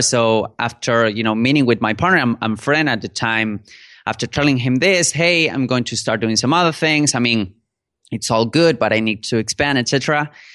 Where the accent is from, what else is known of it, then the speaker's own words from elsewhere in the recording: Buenos Aires, Argentina; first language Spanish; English is a second language; I'm a native speaker in Spanish. I am from Argentina, from Buenos Aires.